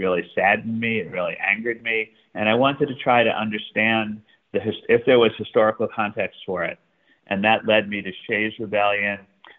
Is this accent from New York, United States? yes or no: yes; New York City, New York, United States; now in Connecticut, United States; given that I came from Brooklyn, was living in Connecticut